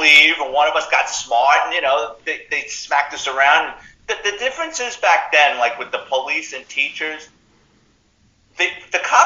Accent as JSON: {"language": "English", "town": "New York City", "region": "New York", "country": "United States", "tie": "born or raised there", "said": "me growing up in the Bronx in the 70s and 80s"}